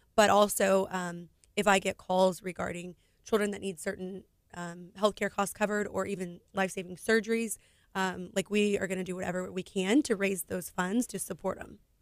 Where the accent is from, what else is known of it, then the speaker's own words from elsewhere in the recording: Houston, Texas, United States; also born or lived in Katy, Texas; I'm from Houston, Texas